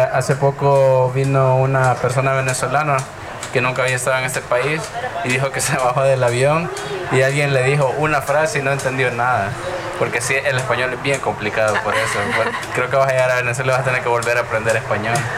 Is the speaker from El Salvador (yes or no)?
yes; El Salvador; nosotros como salvadoreños